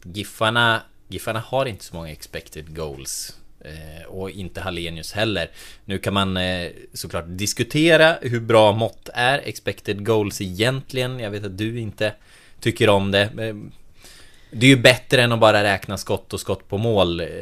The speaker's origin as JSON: {"language": "Swedish", "town": "Delsbo", "region": "Gävleborg County", "country": "Sweden", "tie": "born or raised there", "said": "I eh, Delsbo, eller ja, i Hälsingland överlag, eh, där jag kommer ifrån"}